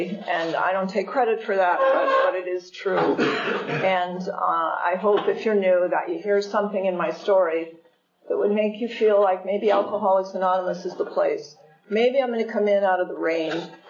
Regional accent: California, United States; I am from California.

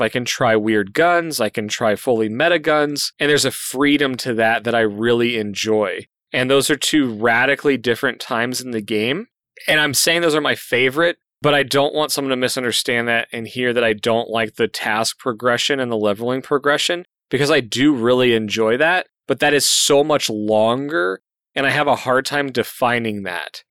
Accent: Colorado, United States; I grew up in Colorado

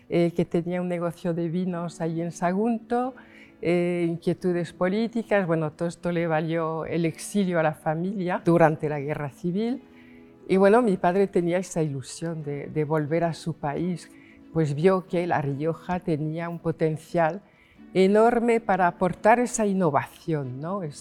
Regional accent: Paris, Île-de-France, France; accent: French; Spanish is a second language; now in Logroño, Spain; me vine de París a Logroño, pues primero porque mi padre necesitaba eh, apoyo. Entonces, bueno, pues cuando llegué, eh, claro, era joven, eh, hablaba español con un acento francés

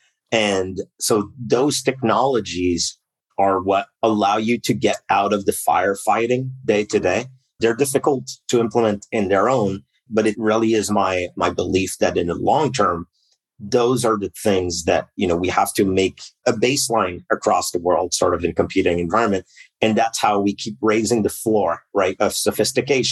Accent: Canada; I'm Canadian, so I started in the equivalent of the NSA up here in Canada

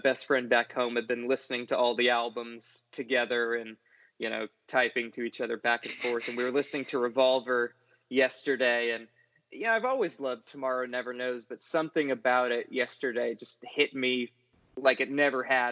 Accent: Rhode Island, United States; now in Nashville, United States; I'm from Rhode Island originally, which for you Brits or for other people not from New England is not actually an island

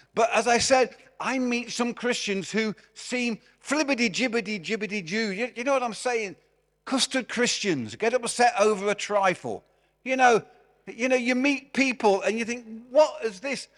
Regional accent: Derby, East Midlands, United Kingdom; moved away; also born or lived in Glasgow; I'm from Derby

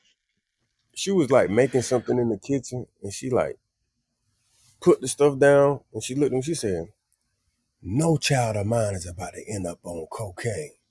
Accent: Wilson, North Carolina, United States; moved away; also born or lived in New York; Wilson, North Carolina is very chill. Everything is the mm. same. We eat the same food. And when I got to New York

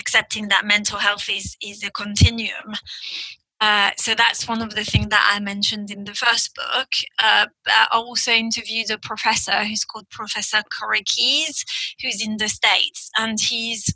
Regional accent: France; first language French; English is a second language; now in United Kingdom; I grew up in France and, you know, now I live in the UK, but so my first language is French

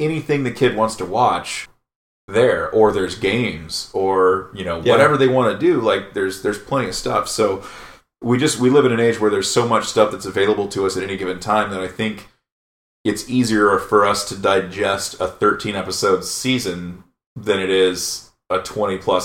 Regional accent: England, United Kingdom; We're English

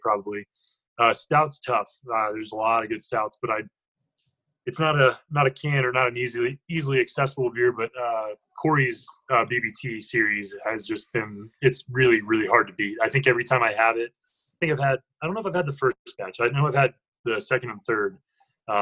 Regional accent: North Carolina, United States; moved away as an adult; now in Greeley, United States; I moved straight from North Carolina, grew up in North Carolina, moved to Greeley

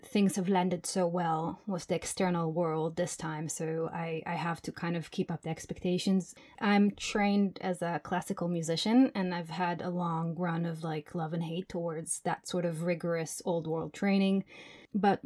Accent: Jerusalem, Jerusalem District, Israel; moved away as an adult; now in Berlin, Germany; I grew up in Jerusalem, and I've been in Berlin for 12 years now

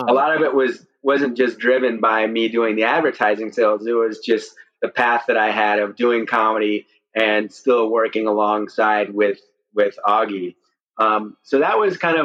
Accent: St. Louis, Missouri, United States; I'm from St. Louis, Missouri

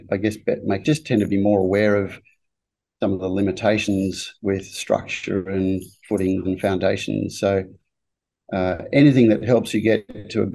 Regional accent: Melbourne, Victoria, Australia; moved away as an adult; now in Brisbane, Australia; I grew up in Melbourne and I actually studied engineering at Melbourne Uni

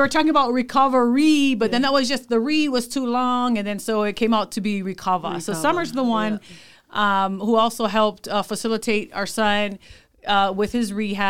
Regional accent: Hawaii, United States; now in Orem, United States; We're originally from Hawaii. Okay. Born and raised. Our dad is born and raised in La'ie. And we moved here. It's been 20-something years.

